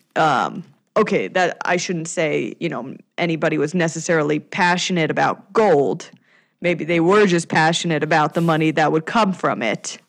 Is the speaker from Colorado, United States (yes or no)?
yes; Denver, Colorado, United States; my hometown of Denver